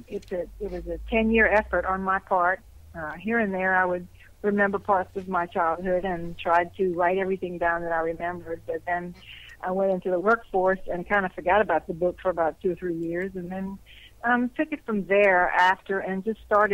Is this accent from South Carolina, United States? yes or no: no; Louisiana, United States; accent: Cajun; I was born in Louisiana. So if you're born in Louisiana, particularly South Louisiana, you will have somewhat of a Cajun accent. I've never been able to get rid of it, and I don't think I want to.